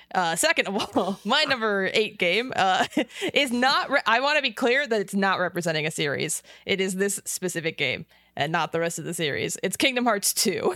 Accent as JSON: {"language": "English", "town": "Las Vegas", "region": "Nevada", "country": "United States", "said": "I'm from Las Vegas"}